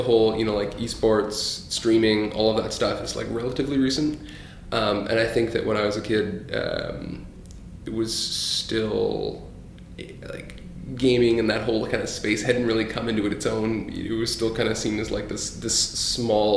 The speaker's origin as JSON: {"language": "English", "town": "Paris", "region": "Ontario", "country": "Canada", "tie": "born or raised there", "also_born_or_lived": "Hamilton, Ontario / Halifax, Nova Scotia", "said": "I grew up really in like a small town, Paris, Ontario"}